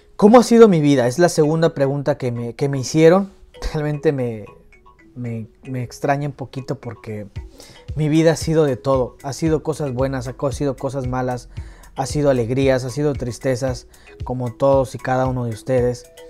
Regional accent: Hidalgo, Mexico; now in United States; yo soy orgullosamente mexicano, yo nací el 13 de junio de 1995 y yo vengo de un pueblito de provincia, orgullosamente del estado de Hidalgo

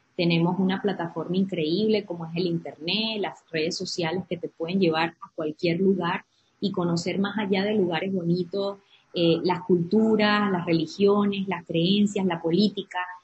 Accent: Trujillo, Venezuela; born or raised there; moved away as an adult; also born or lived in Caracas / Maracaibo / Louisiana; now in Houston, United States

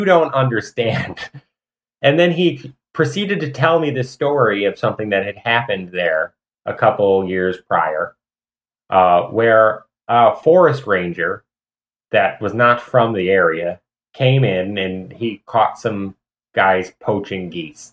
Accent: North Chicago, Illinois, United States; moved away as an adult; also born or lived in Missouri; I'm from North Chicago.

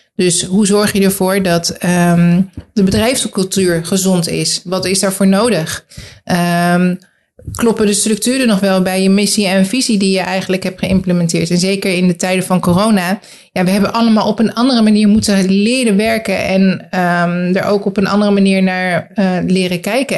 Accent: The Hague, South Holland, Netherlands; also born or lived in Groningen; now in Gouda, Netherlands; ik uit Den Haag kom

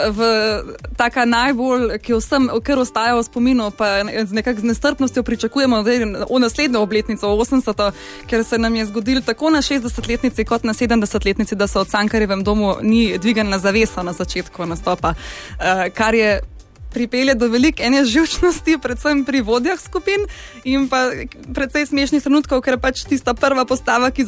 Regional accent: Ljubljana, Slovenia; jaz sem iz Ljubljana

